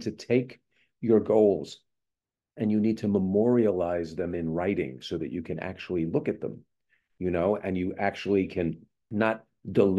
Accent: East Coast, United States; now in Southern California, United States; I grew up on the East Coast

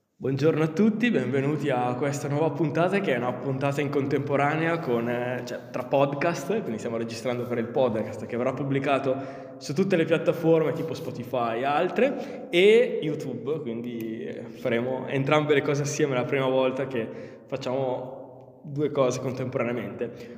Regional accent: Milan, Lombardy, Italy; also born or lived in Modena/Bologna area; now in Modena area, Italy; io sono milanese di origine

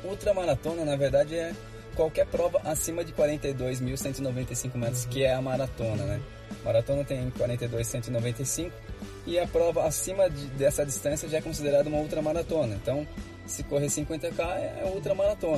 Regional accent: Bragança Paulista, São Paulo, Brazil; eu sou natural de Bragança Paulista, interior de São Paulo.

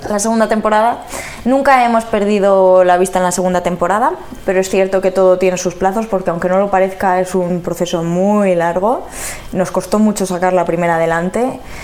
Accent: Palencia, Castile and León, Spain; moved away; yo soy de Palencia

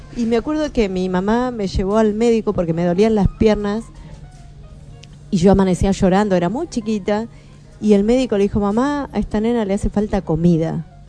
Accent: Bahía Blanca, Buenos Aires Province, Argentina; first language Spanish; me crié en Bahía Blanca

